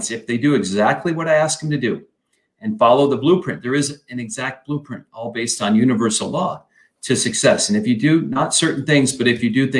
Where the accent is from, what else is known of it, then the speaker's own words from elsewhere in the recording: Flint, Michigan, United States; I grew up in Michigan, Flint, Michigan.